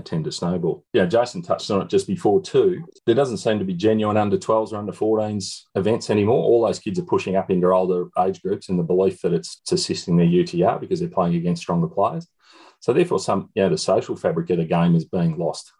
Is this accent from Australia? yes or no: yes; Shepparton, Victoria, Australia; I'm from I'm from Shepparton